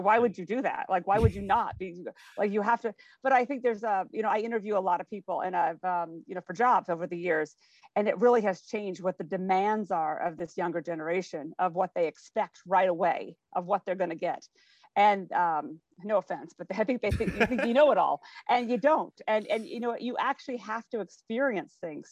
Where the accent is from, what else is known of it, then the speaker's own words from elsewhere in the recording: Spokane, Washington, United States; moved away as an adult; I grew up in Spokane, Washington